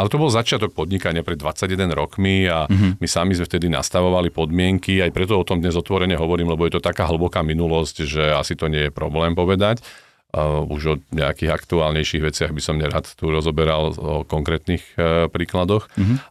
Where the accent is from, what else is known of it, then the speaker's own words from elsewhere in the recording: Slovakia; my Slováci